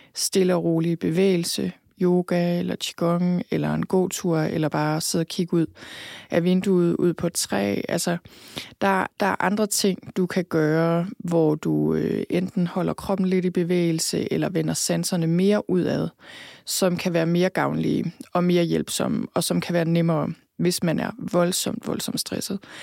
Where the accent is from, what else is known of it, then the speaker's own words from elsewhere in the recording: Thy, North Denmark Region, Denmark; moved away; also born or lived in London; født og opvokset i Thy